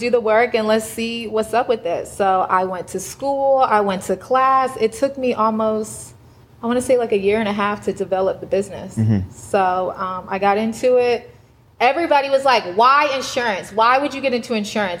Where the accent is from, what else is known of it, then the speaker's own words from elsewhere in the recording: Atlanta, Georgia, United States; I'm from Atlanta